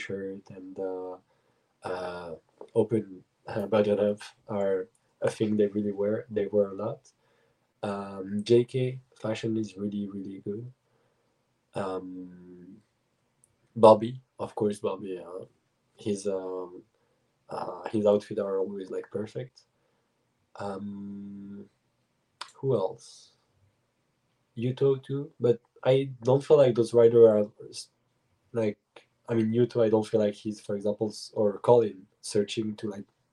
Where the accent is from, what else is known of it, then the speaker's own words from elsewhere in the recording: Switzerland; English is a second language; moved away as an adult; also born or lived in United States / Germany; now in Montreal, Canada; I was born in the States, but my parents moved in Germany first and then Switzerland. But they moved to the US when I was one. Then I arrived in Switzerland when I was 2 or 3, and I just lived all of my life there.